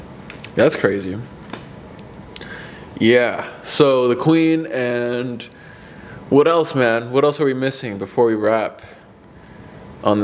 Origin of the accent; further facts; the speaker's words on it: Mexico City, Mexico; born there; I was born in Mexico City, and I'm proud of this.